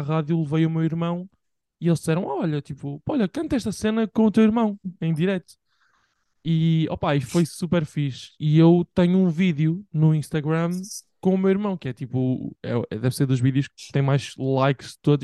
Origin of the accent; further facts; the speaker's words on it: Bragança, Bragança District, Portugal; moved away; em Bragança, tipo, a minha terra